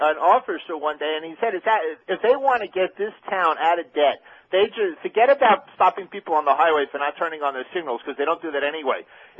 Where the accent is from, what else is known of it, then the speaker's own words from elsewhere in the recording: New York, United States; also born or lived in Santa Monica, California; now in Pompano Beach, United States; Why do I live down here even though I'm from New York?